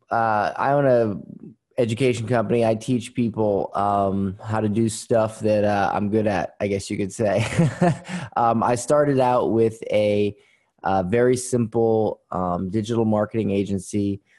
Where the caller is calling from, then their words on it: Florida, United States; Florida. Um, uh, uh, well, today uh, cloudy Florida, not not sunny Florida.